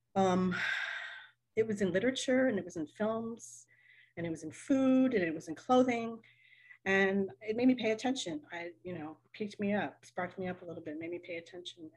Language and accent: English; Richmond, Virginia, United States; I'm from Richmond, Virginia.